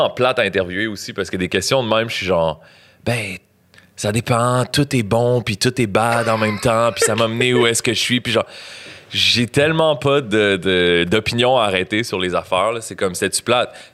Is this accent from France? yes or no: no; Granby, Quebec, Canada; Je suis né à Grimby euh, en 1989, un soir de tempête de neige.